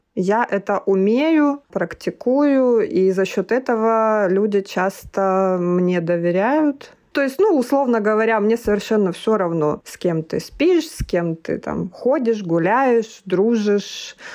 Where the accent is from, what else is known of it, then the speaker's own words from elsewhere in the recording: Maykop, Adygea, Russia; moved away as an adult; also born or lived in Krasnodar; родилась я в городе Майкопе, Тогда это еще был Краснодарский край, Республика Адыгея